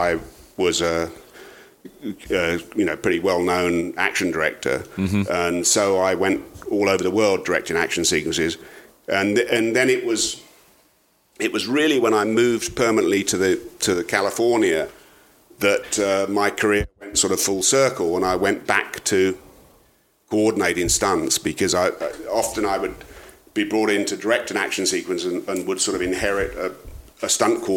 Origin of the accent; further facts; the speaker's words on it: South of England, United Kingdom; moved away; South of England